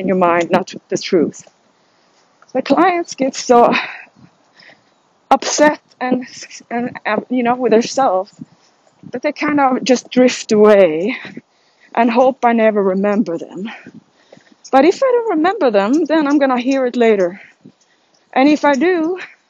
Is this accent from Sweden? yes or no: yes; Sweden; I'm from Sweden